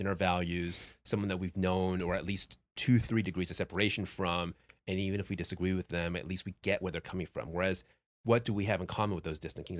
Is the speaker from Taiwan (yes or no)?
yes; Taiwan; I was born in Taiwan